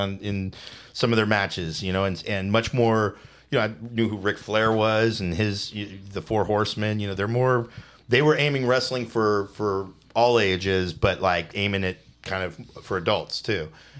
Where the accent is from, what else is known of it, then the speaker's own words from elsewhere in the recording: Newark, California, United States; also born or lived in Pleasanton, California / Half Moon Bay, California / Pacifica, California / Foster City, California; now in San Jose, United States; I grew up in Newark, California.